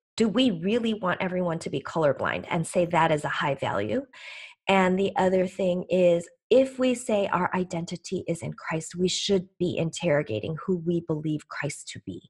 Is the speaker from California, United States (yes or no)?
no; Chicago, Illinois, United States; also born or lived in Seoul, South Korea / Green Bay, Wisconsin; I came to the U S as an eight-month-old baby from Seoul, Korea, with my parents who were, um, leaving the only home they knew, uh, and we, uh, settled in Chicago in the Midwest, and this is where I have stayed